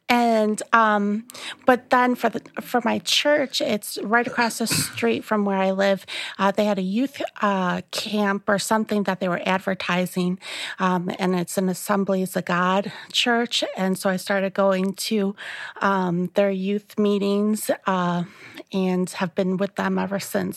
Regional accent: La Grange, Illinois, United States; I grew up here in the Chicagoland area, um, in LaGrange. It's, it's, um, southwest suburb of Chicago. And I've lived here my whole

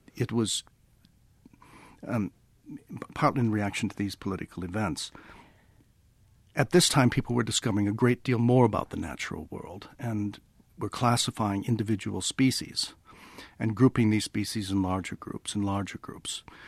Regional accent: Chicago, Illinois, United States; accent: American, partly English; moved away as an adult; also born or lived in England; now in United Kingdom; I was born, uh, in Chicago and brought up there and spent the first twenty-five years of my life in the States in education. And I've lived here ever since.

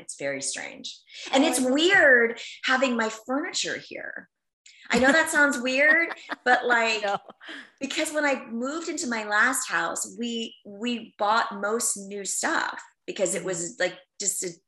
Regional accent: New York, United States; moved away; I'm from New York

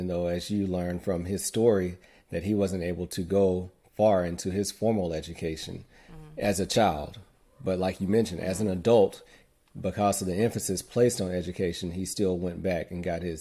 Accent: Muscle Shoals, Alabama, United States; born and raised in Muscle Shoals, Alabama.

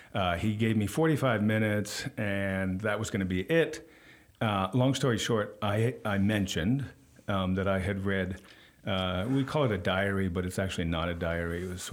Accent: Stanford, California, United States; I grew up in Stanford, California.

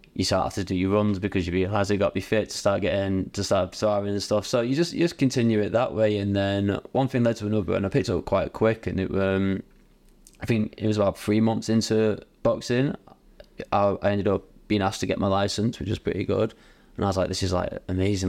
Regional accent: Bury, North West England, United Kingdom; I'm from Bowie, uh, but it was based in, like, Radcliffe area

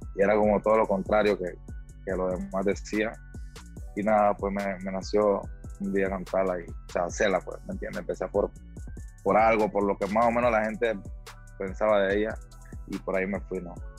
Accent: Panama; en mi país, en mi país, en Panamá

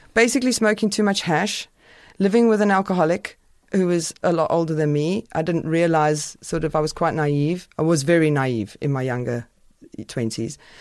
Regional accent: South Africa; moved away as an adult; also born or lived in United Kingdom; I was a white South African

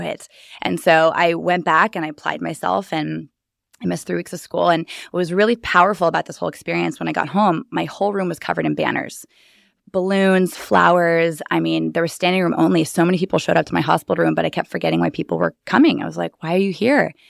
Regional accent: Bear Valley, California, United States; also born or lived in Los Angeles, California / San Diego, California; now in Austin, United States; originally a little tiny ski village, um, population three hundred, Bear Valley, California

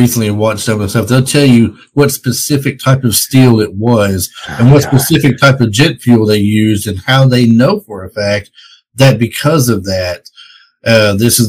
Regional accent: Tennessee, United States; I'm from Tennessee here

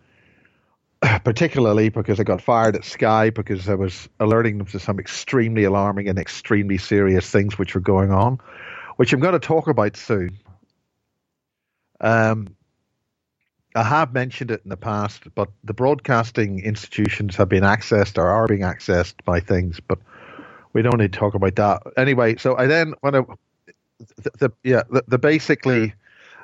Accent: Northern Ireland, United Kingdom; I'm from Northern Ireland

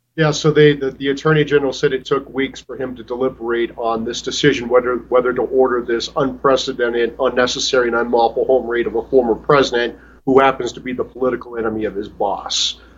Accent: Iowa, United States; moved away; I'm from Iowa. My family's back in Iowa

